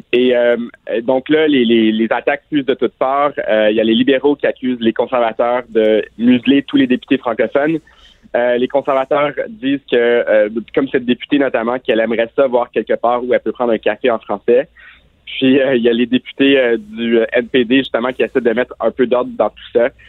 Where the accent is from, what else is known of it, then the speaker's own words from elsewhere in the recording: Ontario, Canada; j'ai grandi en Ontario, dans des écoles secondaires